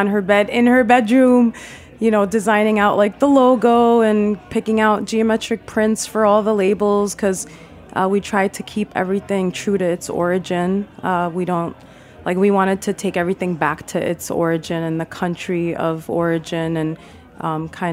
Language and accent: English; New York City, New York, United States; I was raised in Queens